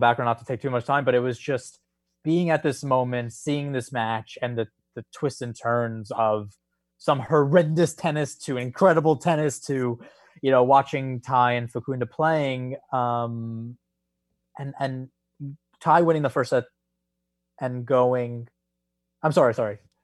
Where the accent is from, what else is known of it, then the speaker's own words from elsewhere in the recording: New York, United States; being a New Yorker